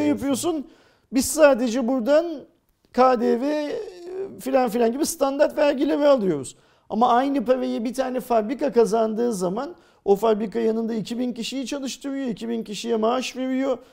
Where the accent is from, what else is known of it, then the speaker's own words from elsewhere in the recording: Turkey; Ben bir Türk olarak